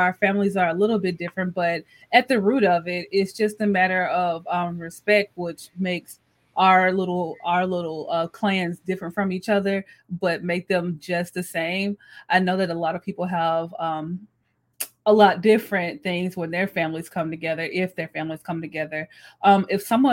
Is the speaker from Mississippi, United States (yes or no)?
yes; Mississippi, United States; Alana and I grew up in Mississippi